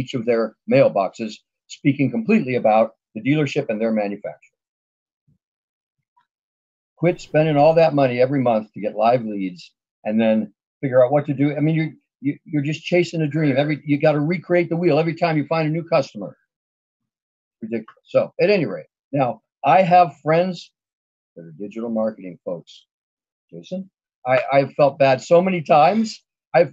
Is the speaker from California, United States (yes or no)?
yes; Los Angeles, California, United States; I grew up in the San Fernando Valley with Galpin Ford